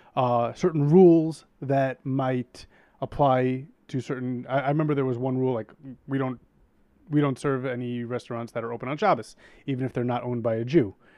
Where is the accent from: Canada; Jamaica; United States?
United States; New York City, New York; I grew up in Queens